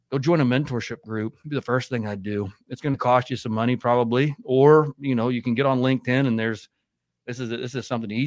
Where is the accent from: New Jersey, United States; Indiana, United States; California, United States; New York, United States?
Indiana, United States; we grew up in Indiana